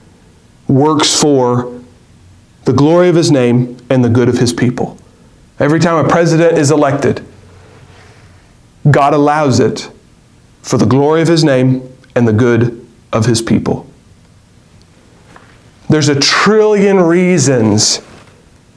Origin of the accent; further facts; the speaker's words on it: United States; As American citizens and good American citizens